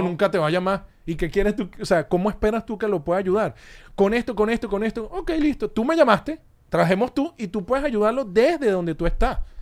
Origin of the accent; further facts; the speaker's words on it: Caracas, Capital District, Venezuela; now in United States; Caracas, nací en Caracas